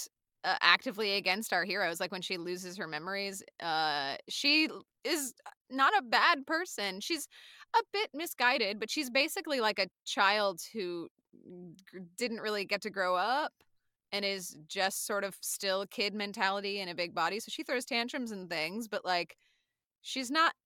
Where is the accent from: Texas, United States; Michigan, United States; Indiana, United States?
Texas, United States; Austin; I grew up in Austin